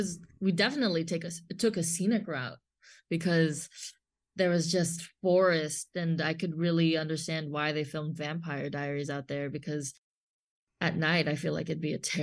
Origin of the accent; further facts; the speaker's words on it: Los Angeles, California, United States; I guess I'm just spoiled living, like growing up in Los Angeles where there's just everything everywhere.